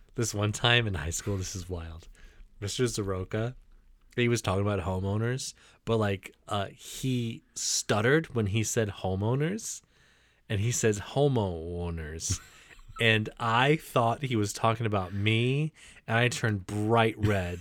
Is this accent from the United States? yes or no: yes; Michigan, United States; accent: Michigan; my Michigan accent